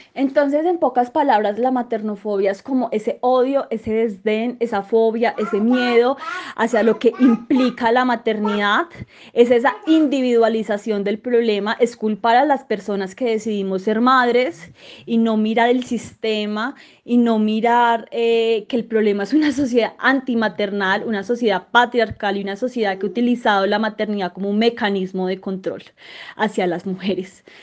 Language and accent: Spanish; Manizales, Caldas, Colombia; now in Bogotá, Colombia; soy de Manizales. Eh, vivo en Bogotá actualmente, pero pronto viviré en Medellín